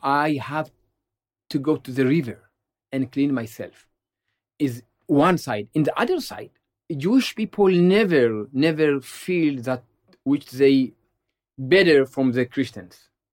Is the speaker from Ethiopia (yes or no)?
yes; Ethiopia; now in Israel; I was born in Ethiopia, and I remember my grandfather He used to sit with us under a shady tree in our village